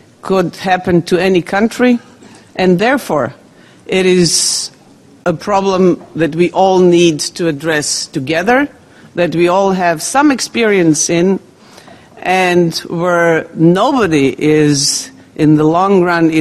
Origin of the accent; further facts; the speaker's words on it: Croatia; I come from Croatia, a country in southeastern part of Europe.